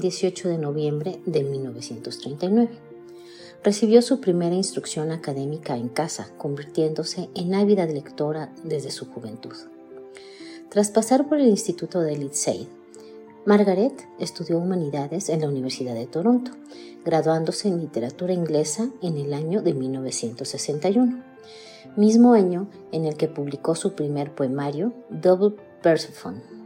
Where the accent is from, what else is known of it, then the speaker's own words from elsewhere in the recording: Mexico; soy mexicana, tengo 59 años y vivo en Querétaro, México